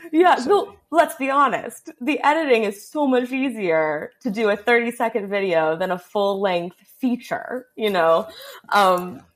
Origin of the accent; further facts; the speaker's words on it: Los Angeles, California, United States; I was only aware of the things in my surroundings in, you know, Studio City area